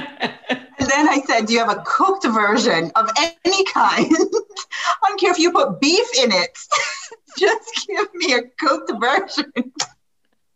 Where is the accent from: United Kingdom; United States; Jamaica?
Jamaica; I am from Jamaica.